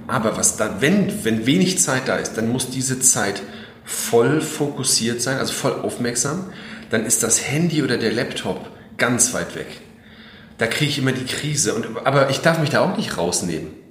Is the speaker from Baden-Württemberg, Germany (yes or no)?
no; Mecklenburg-Vorpommern, Germany; also born or lived in Berlin / France; now in Schwerin, Germany; ich bin in Mecklenburg aufgewachsen, ja, nicht hier direkt in Schwerin, noch weiter raus quasi.